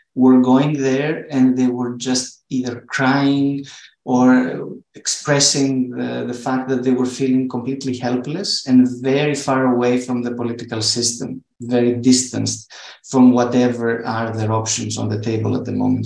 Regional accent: Thessaloniki, Central Macedonia, Greece; my hometown in Thessaloniki, where we're based

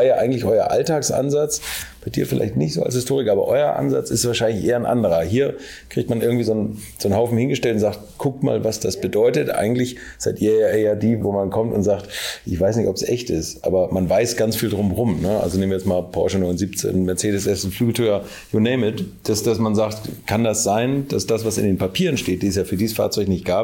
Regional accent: Hamburg, Germany; Ich komme aus Hamburg

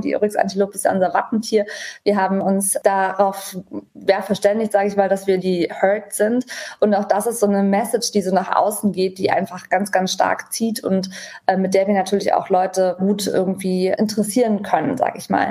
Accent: Germany; für uns als Deutsche

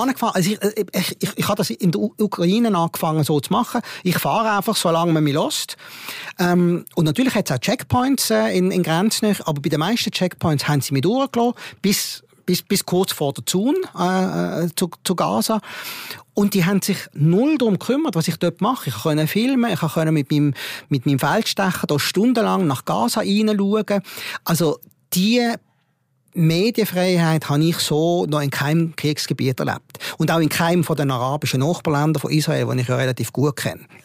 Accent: Switzerland; ich komme aus dem Ausland, ah, ich komme aus der Schweiz

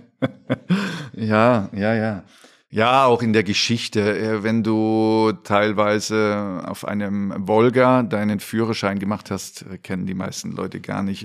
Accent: Dresden, Saxony, Germany; moved away as an adult; natürlich war ich in Dresden sehr verwurzelt, auch ähm, natürlich familiär, aber auch mit Dynamo Dresden

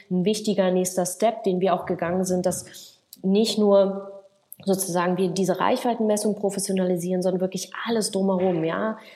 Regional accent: Berlin, Germany; ob ich nicht zurück in meine Heimat nach Berlin kommen möchte

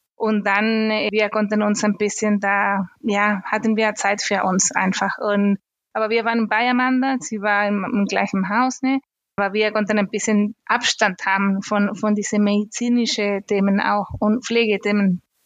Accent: Chile; German is a second language; moved away as an adult; now in Germany; Ich komme ursprünglich aus Chile

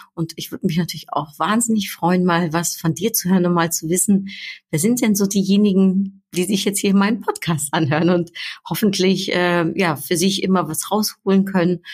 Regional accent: Netherlands; now in Düsseldorf, Germany; Ich bin ja Niederländerin und ich bin jetzt schon so lang nicht mehr in meiner Heimat gewesen

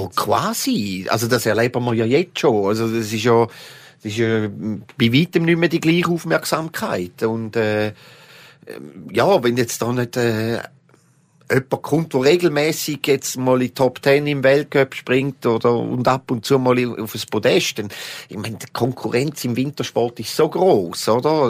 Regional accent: Switzerland; für mich als Appenzeller

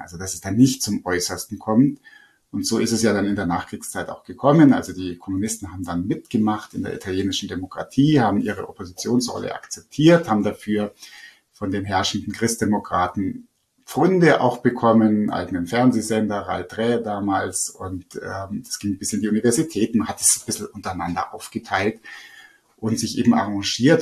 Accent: Lake Starnberg, Bavaria, Germany; ich bin selber eben am Starnberger See am Wasser aufgewachsen.

